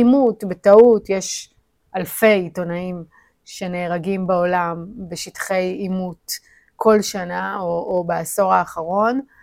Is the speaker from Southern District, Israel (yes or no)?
yes; Ashdod, Southern District, Israel; moved away as an adult; also born or lived in Tel Aviv; נולדתי באשדוד וגדלתי באשדוד